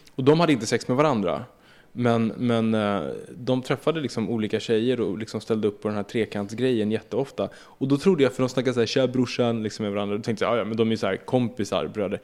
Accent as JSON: {"language": "Swedish", "town": "Södertälje", "region": "Stockholm County", "country": "Sweden", "tie": "born or raised there", "said": "jag är uppvuxen i Södertälje och gick i Ronnaskolan"}